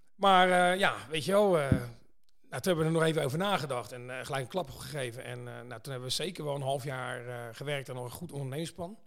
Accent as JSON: {"language": "Dutch", "town": "Pijnacker", "region": "South Holland", "country": "Netherlands", "said": "ik kom uit Pijneker"}